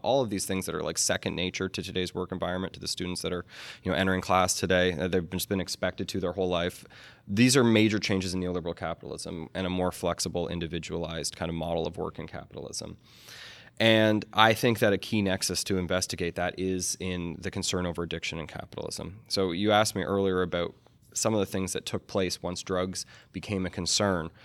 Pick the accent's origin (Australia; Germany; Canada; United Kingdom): Canada; also born or lived in United States; I am a Canadian American